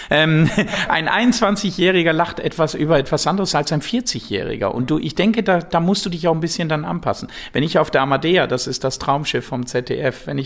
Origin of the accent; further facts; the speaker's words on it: Switzerland; Natürlich als Schweizer mit Geld, das ist klar, ne, das gehört dazu.